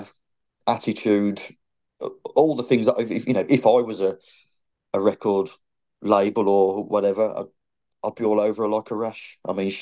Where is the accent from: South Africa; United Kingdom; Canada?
United Kingdom; England; I'm as English as English can get